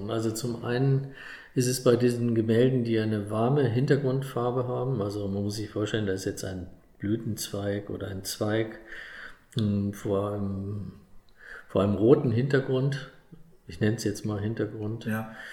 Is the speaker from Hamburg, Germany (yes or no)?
no; Bavaria, Germany; wenn man als Bayer da oben landet, ist es äh, erstmal im Urlaub.